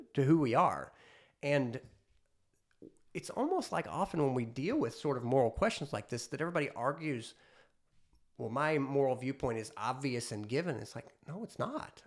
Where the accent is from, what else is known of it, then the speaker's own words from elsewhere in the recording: United States; as an American